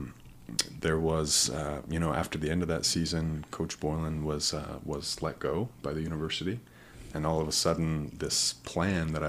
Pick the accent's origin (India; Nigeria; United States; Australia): United States; Pocatello, Idaho; moved away as an adult; also born or lived in Rexburg, Idaho / Utah; now in East Mesa, United States; I grew up in Pocatello